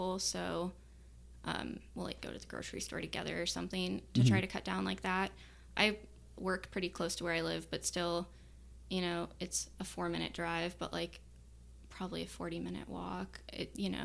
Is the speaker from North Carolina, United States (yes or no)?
no; Omaha, Nebraska, United States; I grew up in West Omaha, and I didn't have a car until I was like 22